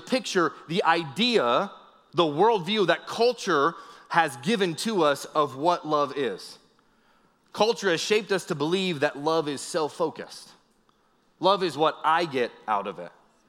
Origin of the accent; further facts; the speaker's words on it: Northeast, United States; I grew up in the Northeast